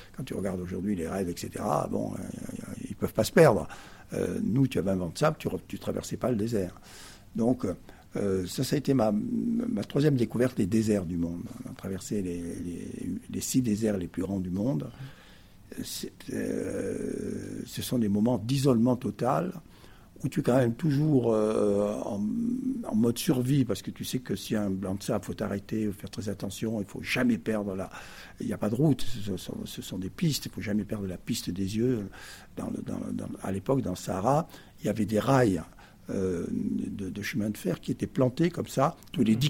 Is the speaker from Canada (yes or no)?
no; Perpignan, Occitania, France; moved away as an adult; also born or lived in Paris; je suis arrivé, avec mes 3 ans, dans cette ville du Sud, qui fait que je suis un fils du Sud